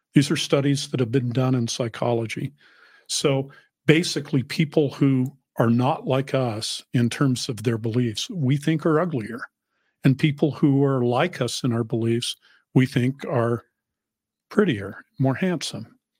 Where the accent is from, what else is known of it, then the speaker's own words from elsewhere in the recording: Salt Lake City, Utah, United States; moved away; also born or lived in New England; I grew up in Salt Lake and my children grew up in New England